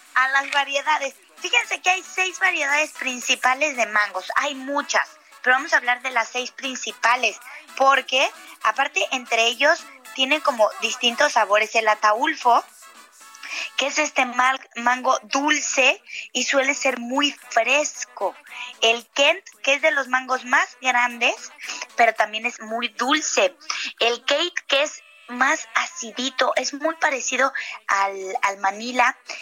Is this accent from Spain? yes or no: no; Mexico